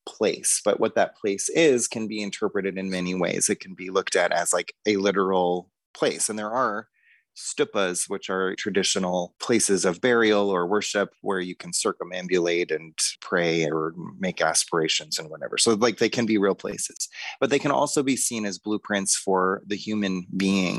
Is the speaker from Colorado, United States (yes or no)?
yes; Boulder, Colorado, United States; I grew up in Boulder, Colorado